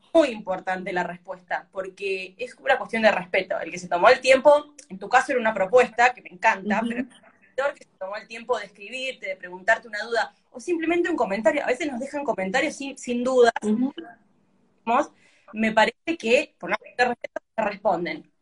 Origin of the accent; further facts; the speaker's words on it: Argentina; nuestra cultura de Argentina